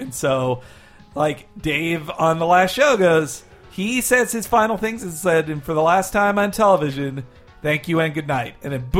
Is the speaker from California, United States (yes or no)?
yes; California, United States; as a Californian